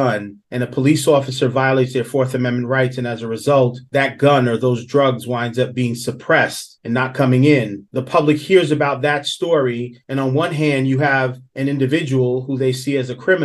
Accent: New York City, New York, United States; I grew up in Southeast Queens.

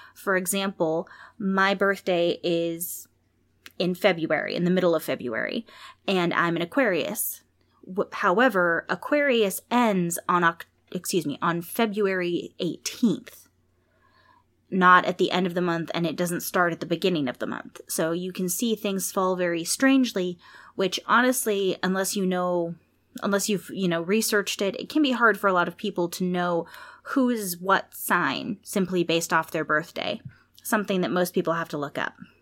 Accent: California, United States; I was born in California

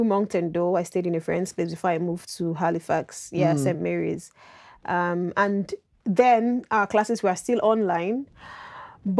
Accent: Nigeria; moved away as an adult; now in Canada; I'm from Nigeria

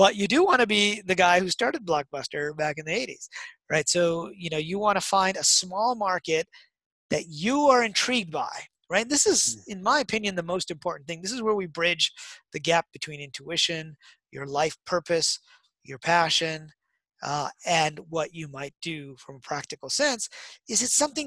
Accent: Detroit, Michigan, United States; I grew up in Detroit

